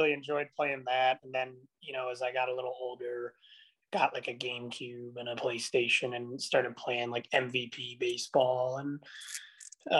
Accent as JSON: {"language": "English", "town": "Cleveland", "region": "Ohio", "country": "United States", "tie": "born or raised there", "said": "growing up in the Cleveland area"}